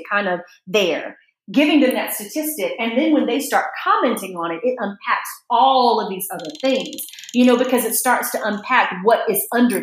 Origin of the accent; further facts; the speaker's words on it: United States; I'm so American in my mindset